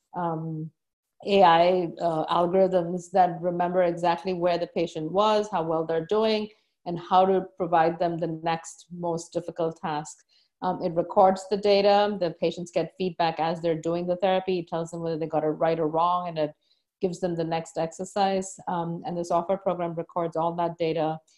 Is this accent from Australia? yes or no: no; India; moved away as an adult; now in United States; growing up in India